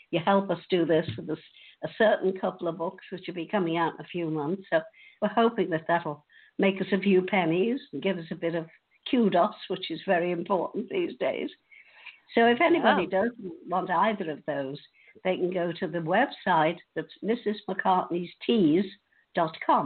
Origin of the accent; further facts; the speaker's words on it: Liverpool, North West England, United Kingdom; growing up in Liverpool during wartime